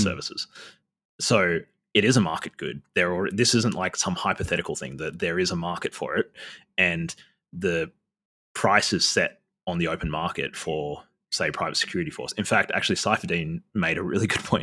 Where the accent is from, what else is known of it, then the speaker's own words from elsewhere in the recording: Australia; I'm Indigenous Australian